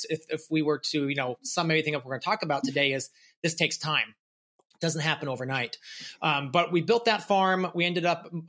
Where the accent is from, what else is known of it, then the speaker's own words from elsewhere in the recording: Massachusetts, United States; also born or lived in St. Louis; I was born in St. Louis, moved to Massachusetts where my family first started gardening.